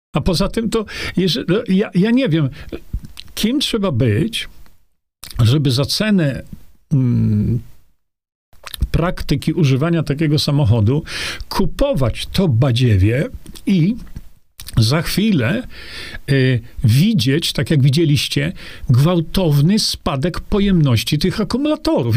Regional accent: Poland; Urodziłem niedaleko tutaj

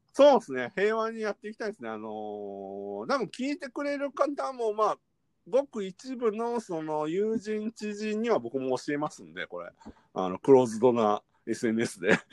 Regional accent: Kyoto, Japan; moved away as an adult; now in Tokyo, Japan; 関西出身です。私が京都で、

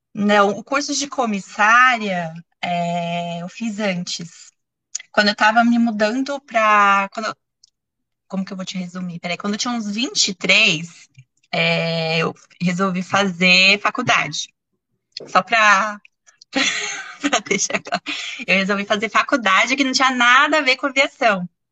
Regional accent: Santo André, São Paulo, Brazil; Eu sou natural de Santo André, que é uma cidade da Grande São Paulo, né, no interior

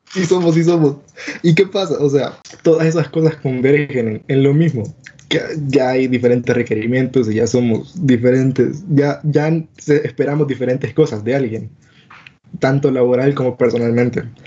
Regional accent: El Salvador; somos salvadoreños

